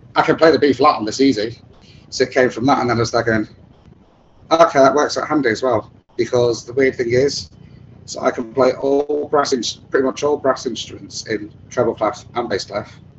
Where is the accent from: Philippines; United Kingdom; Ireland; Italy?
United Kingdom; England; accent: British; I didn't come from England